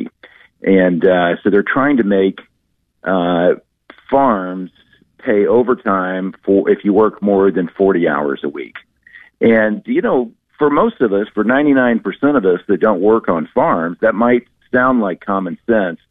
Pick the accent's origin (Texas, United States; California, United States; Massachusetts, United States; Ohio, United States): Texas, United States; Dallas; now in New York, United States; I grew up in Dallas, Texas